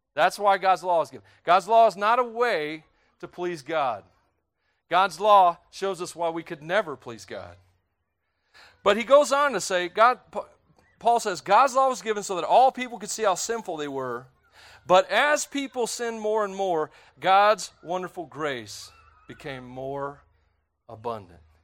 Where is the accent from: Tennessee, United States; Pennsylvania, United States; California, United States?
Tennessee, United States; I grew up in Tennessee